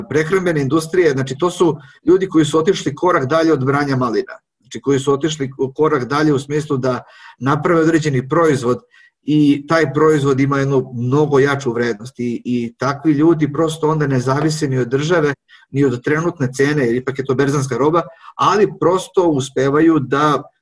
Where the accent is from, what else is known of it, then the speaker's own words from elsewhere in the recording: Serbia; ovde kod nas na Zapadnom Balkanu, a pre svega u Srbiji